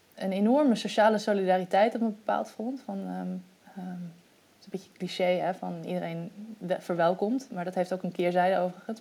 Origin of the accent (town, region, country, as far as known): Netherlands; moved away as an adult; also born or lived in Egypt